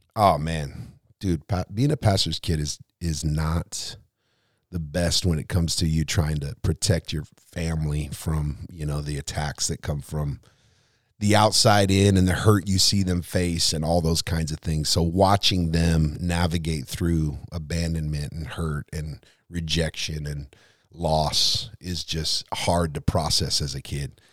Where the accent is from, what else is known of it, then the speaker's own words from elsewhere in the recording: Lompoc, California, United States; also born or lived in Seattle, Washington / Arroyo Grande, California; most of my life was, or at least the years I remember, was in the central coast of California